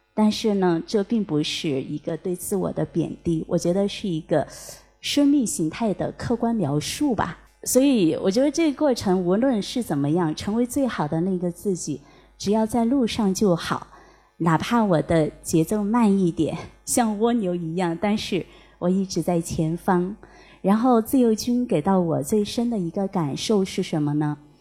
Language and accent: Chinese; Panzhihua, Sichuan, China; 我是来自潘志花